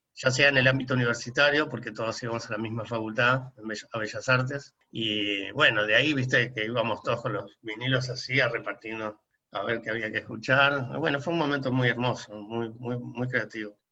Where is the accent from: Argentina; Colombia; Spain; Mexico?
Argentina; La Plata, Buenos Aires Province; moved away as an adult; now in Buenos Aires, Argentina; soy re platense